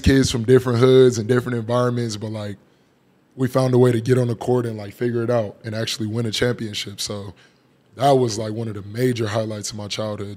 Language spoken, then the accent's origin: English; Phoenix, Arizona, United States; growing up in that South Phoenix area